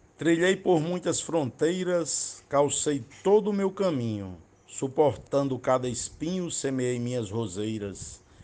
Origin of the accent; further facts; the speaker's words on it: Açu, Rio Grande do Norte, Brazil; sou natural de Açu, terra dos poetas, no meu Rio Grande do Norte